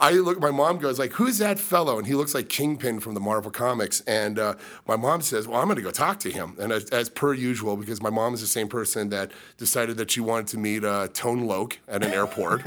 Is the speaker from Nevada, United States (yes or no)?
yes; Las Vegas, Nevada, United States; growing up in Vegas